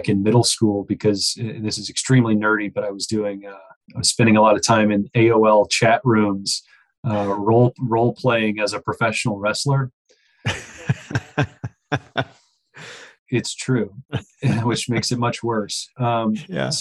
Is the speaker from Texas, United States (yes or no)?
yes; Texas, United States; I grew up in Texas